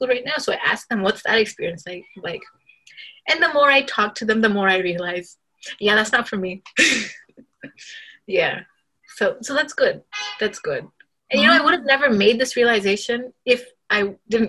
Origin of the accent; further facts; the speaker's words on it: Dhaka, Dhaka Division, Bangladesh; moved away; I was born in Dhaka, Bangladesh